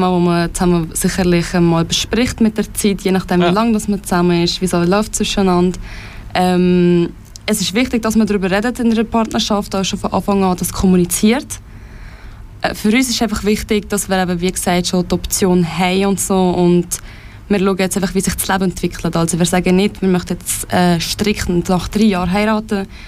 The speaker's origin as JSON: {"language": "German", "region": "Valais", "country": "Switzerland", "said": "ich komme ursprünglich aus dem Kanton Wallis, das kennt man vielleicht ein bisschen am Dialekt."}